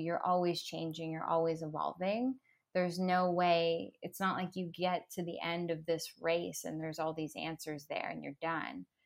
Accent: Toronto, Ontario, Canada; moved away as an adult; now in Los Angeles, United States; back in my hometown

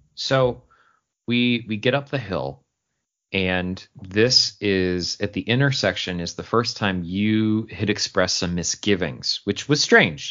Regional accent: Syracuse, New York, United States; I grew up in Syracuse, New York

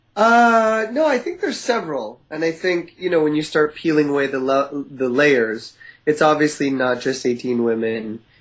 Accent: East Coast, Canada; now in West Coast, Canada; I grew up in the East Coast

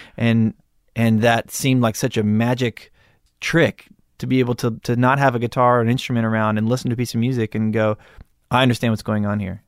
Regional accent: Malibu, California, United States; I grew up in Malibu

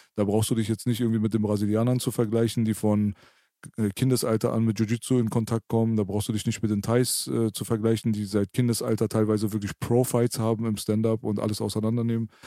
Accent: Berlin, Germany; ich bin Berliner

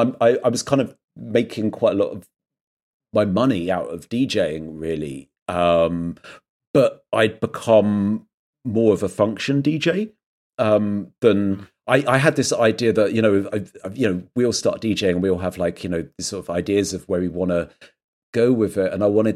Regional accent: South West England, United Kingdom; would be growing up in Dorset

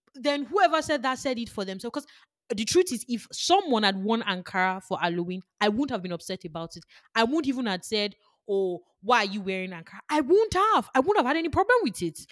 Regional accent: Nigeria; I am Nigerian, I am Yoruba

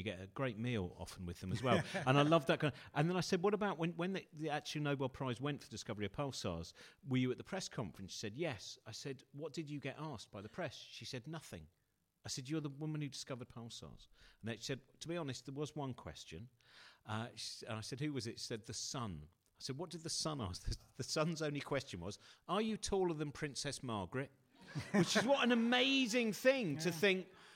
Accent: Rickmansworth, East of England, United Kingdom; I was brought up near Rickmansworth

